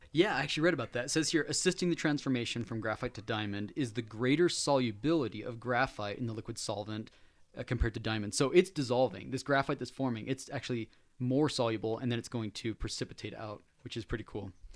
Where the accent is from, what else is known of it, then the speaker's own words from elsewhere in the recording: Layton, Utah, United States; That's right where I grew up. I was in Layton